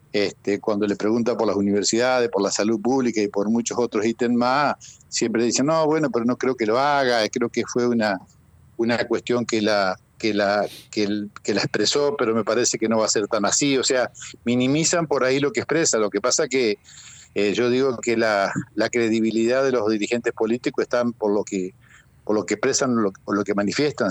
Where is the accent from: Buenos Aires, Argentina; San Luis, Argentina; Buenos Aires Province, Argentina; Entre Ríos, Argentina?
Entre Ríos, Argentina; María Grande; estoy acá en María Grande, estoy acá en mi pueblo.